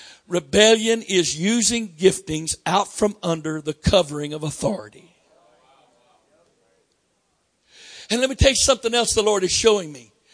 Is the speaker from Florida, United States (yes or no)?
yes; Florida, United States; But I'm from Florida, and you get a at that time, you got a learner's permit at 14.